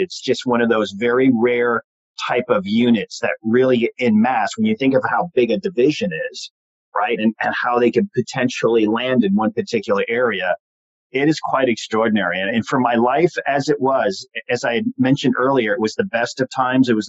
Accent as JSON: {"language": "English", "town": "Long Island", "region": "New York", "country": "United States", "tie": "born or raised there", "said": "but I did a lot of growing up on Long Island, and and I went from there."}